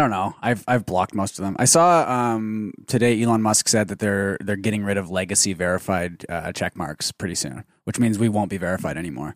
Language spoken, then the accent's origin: English; Canada